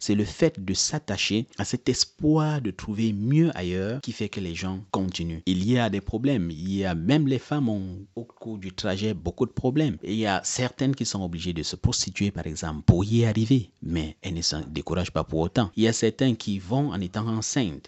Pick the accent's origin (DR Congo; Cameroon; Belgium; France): Cameroon; moved away as an adult; now in Germany; chez nous au Cameroun